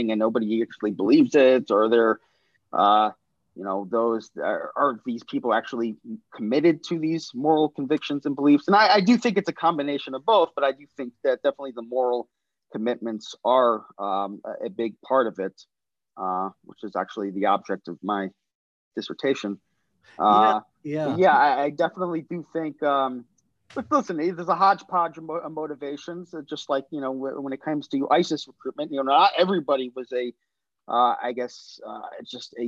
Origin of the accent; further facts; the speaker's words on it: New Jersey, United States; moved away as an adult; also born or lived in Washington, D.C. / Silver Spring, Maryland / Israel; moved again to New Jersey, where I lived till I was 18.